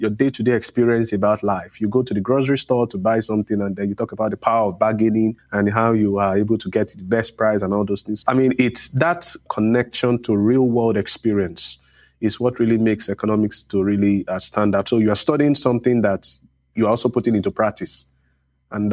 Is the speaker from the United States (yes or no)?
no; Lagos, Nigeria; moved away as an adult; now in Manchester, United Kingdom; I grew up in Nigeria, in Lagos, Nigeria